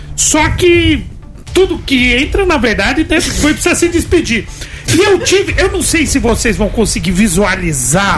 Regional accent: Northeast Brazil, Brazil; now in Osasco, Brazil; eu como um bom nordestino

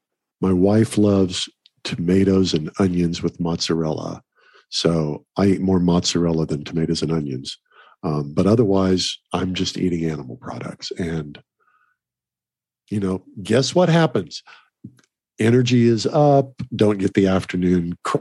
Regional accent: Oklahoma, United States; I grew up in Oklahoma eating fresh beef.

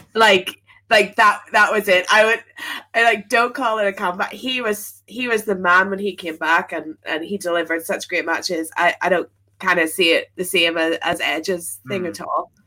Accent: Belfast, Northern Ireland, United Kingdom; moved away as an adult; now in London, United Kingdom; I moved to Belfast or moved from Belfast to London um at like university time.

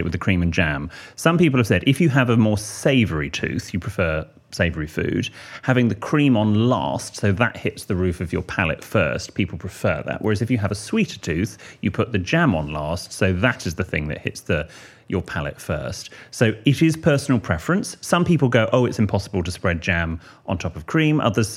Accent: England, United Kingdom; we're English

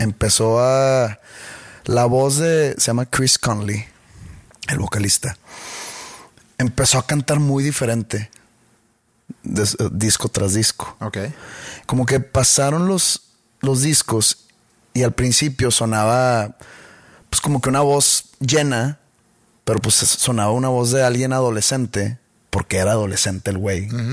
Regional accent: Monterrey, Nuevo León, Mexico; acá en Monterrey tenemos un acento muy peculiar

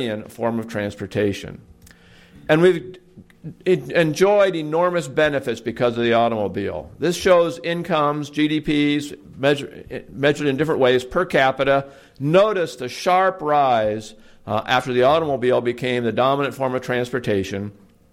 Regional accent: Portland, Oregon, United States; back in 1970 when I was growing up in my hometown of Portland, Oregon

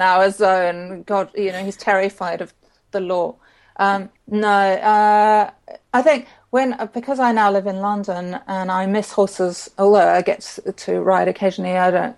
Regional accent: Zimbabwe; I grew up in Zimbabwe

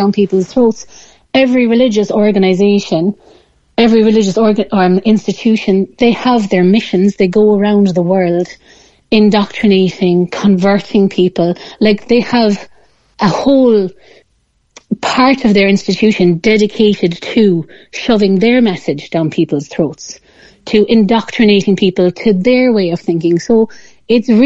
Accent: Ireland; as Irish people

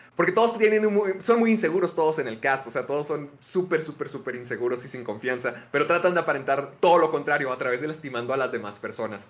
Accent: Mexico; lo que más llegué a ver de niño en, en Canal 5 acá en México

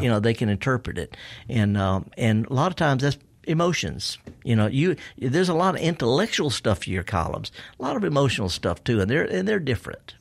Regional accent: the South, United States; I was raised in the South

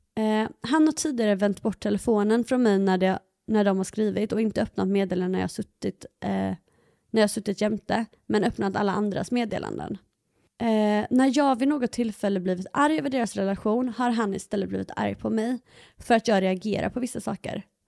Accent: Halmstad, Halland County, Sweden; jag var hemma i Halmstad

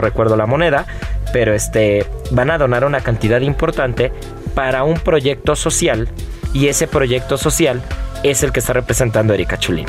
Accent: Mexico; nos identifica como mexicanos

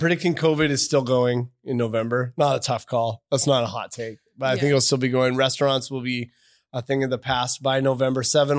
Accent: Victoria, British Columbia, Canada; but we're both from Victoria.

